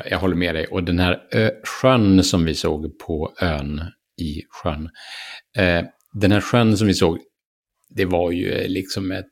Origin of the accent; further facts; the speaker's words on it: Sweden; det fanns ju en sån i närheten av där jag växte upp.